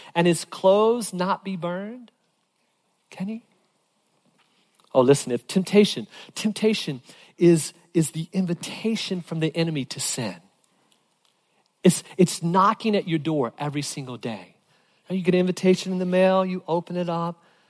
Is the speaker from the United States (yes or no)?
yes; Virginia, United States; growing up in Virginia